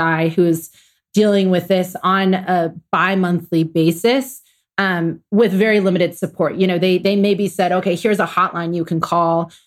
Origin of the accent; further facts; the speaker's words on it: Atlanta, Georgia, United States; I'm from Atlanta, Georgia.